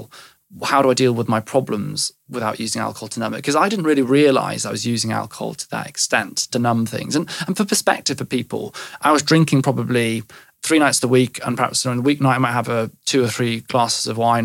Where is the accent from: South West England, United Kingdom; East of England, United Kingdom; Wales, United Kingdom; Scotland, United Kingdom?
Wales, United Kingdom; West; I grew up in West Wales